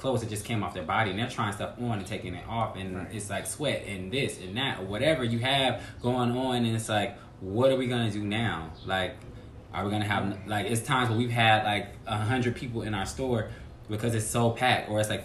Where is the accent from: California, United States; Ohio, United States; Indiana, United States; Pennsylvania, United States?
California, United States; Los Angeles; now in New York, United States; I'm from Los Angeles